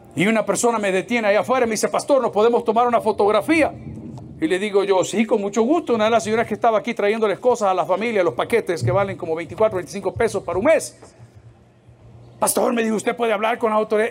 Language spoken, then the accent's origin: Spanish; El Salvador; ¿cuántos somos salvadoreños aquí?